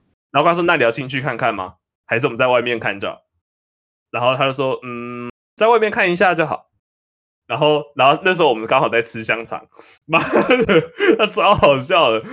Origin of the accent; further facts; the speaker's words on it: New Taipei, Taiwan; 我是新北人